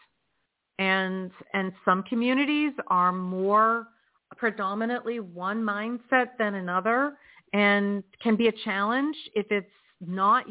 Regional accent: Philadelphia, Pennsylvania, United States; where I was born in Philadelphia

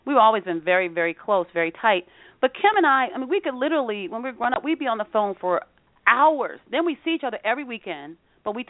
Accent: Rockford, Illinois, United States; growing up in Rockford

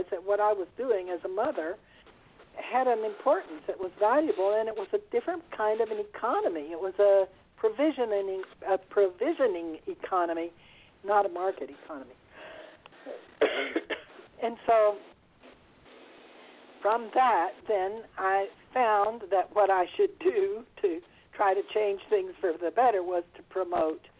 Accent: Texas, United States; moved away as an adult; also born or lived in Italy; I was born in Texas in a well-to-do family

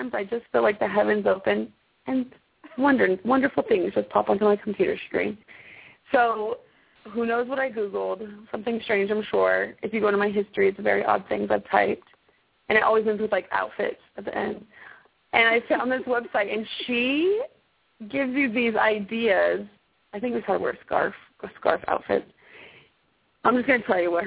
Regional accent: Arizona, United States; also born or lived in Okinawa; now in Texas, United States; I'm from Arizona

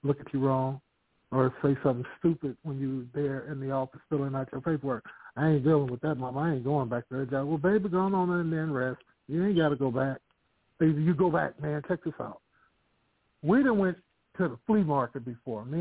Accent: Vallejo, California, United States; also born or lived in Sacramento; The Bay Area, Vallejo, Sacramento

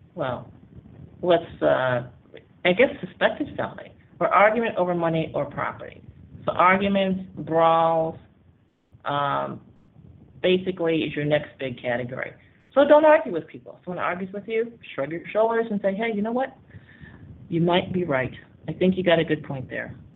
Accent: United States; now in Panama; I'm African American and grew up in uh, 50s, 60s, and 70s

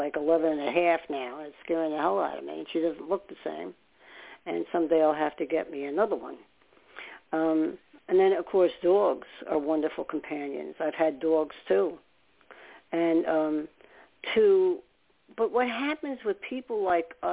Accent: New York City, New York, United States; I was born in New York. And I was born upstate. And then we ended up moving to Staten Island. But we ended up in Brooklyn a lot

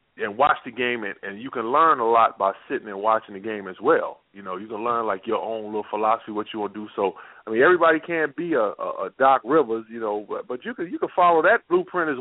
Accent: New York, United States; I grew up a Knicks fan. Mm-hmm. Growing up in New York

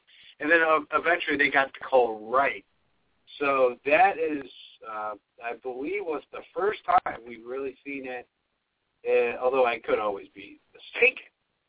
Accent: Rochester, New York, United States; I'm from Rochester, New York

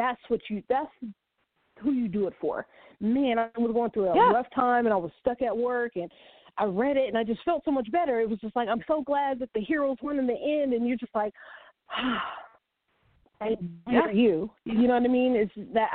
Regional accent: Washington, United States; I'm from Washington State

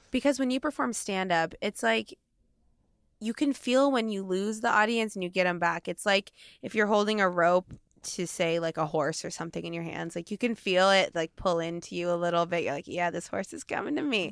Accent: Portland, United States; now in Los Angeles, United States; I'm from Portland

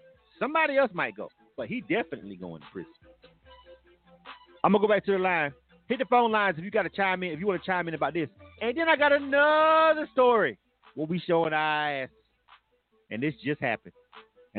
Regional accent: Panama City, Florida, United States; also born or lived in Henry County, Georgia; now in Metro Atlanta, United States; I'm from Panama City, Florida. That's area code 850

